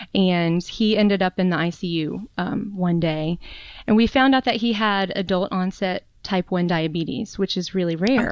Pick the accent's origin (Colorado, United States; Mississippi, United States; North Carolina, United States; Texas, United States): North Carolina, United States; moved away as an adult; also born or lived in Raleigh, North Carolina; now in Charlottesville, United States; I'm actually originally from North Carolina. That's where I was okay. born and grew up